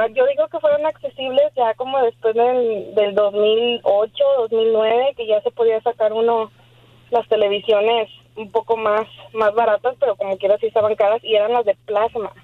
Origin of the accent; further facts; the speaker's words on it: Mexico City, Mexico; moved away; yo crecí en México, en la Ciudad de México.